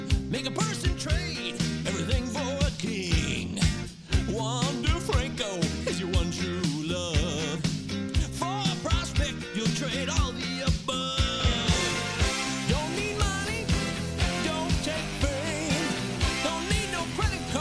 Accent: Seattle, Washington, United States; my hometown of Seattle

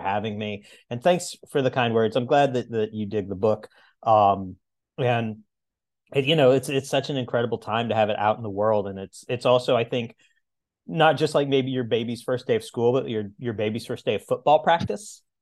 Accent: the Ozarks, United States; moved away; I'm originally from the Ozarks

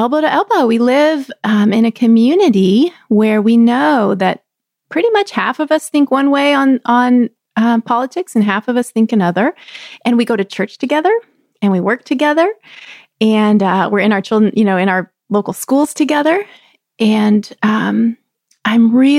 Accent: Texas, United States; moved away; also born or lived in Chicago, Illinois; I grew up in the South. I grew up in Texas with roots in the country

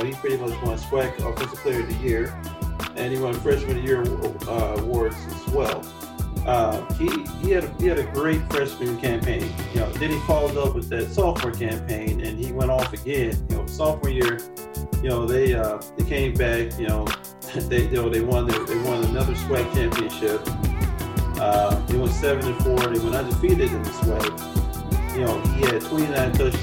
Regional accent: Chicago, Illinois, United States; being a Chicagoan

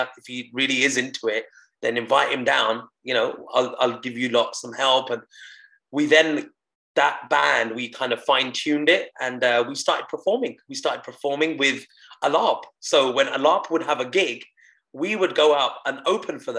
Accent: United Kingdom; first language Punjabi; born in the UK in a Punjabi family where I weren't allowed to speak English at home

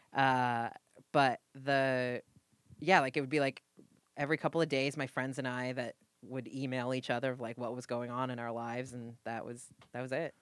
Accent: New England, United States; now in Los Angeles, United States; I am Puritan from New England

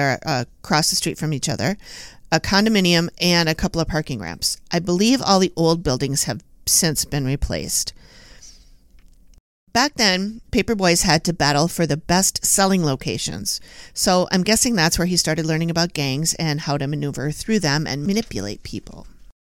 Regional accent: Minneapolis, Minnesota, United States; I've lived here all my life

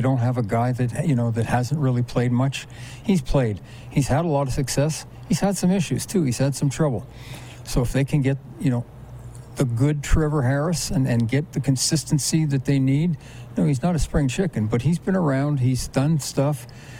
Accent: Winnipeg, Manitoba, Canada; My hometown.

